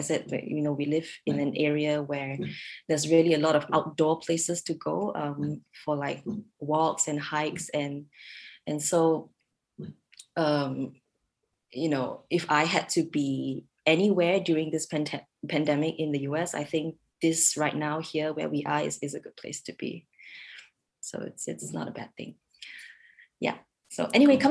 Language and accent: English; Singapore; moved away as an adult; now in Redmond, United States; we're from Singapore originally.